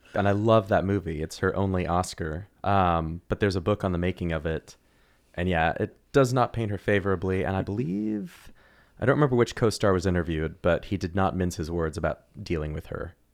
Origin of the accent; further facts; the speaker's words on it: Oklahoma City, Oklahoma, United States; moved away; also born or lived in Missouri; I grew up in Oklahoma